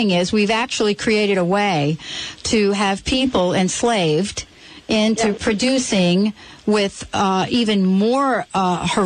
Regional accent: East Coast, United States; now in Seattle, United States; I moved from the East Coast to Seattle, and one of the things I noticed in moving, Anita, was that I come basically from a place where you rarely saw people carrying around a bottle of water.

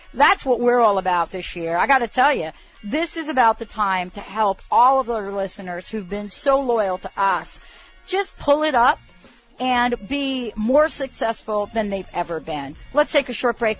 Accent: New York, United States; now in Bothell, Washington, United States; I'm one of these kids that grew up understanding and, and having fireworks in my life, especially growing up in New York

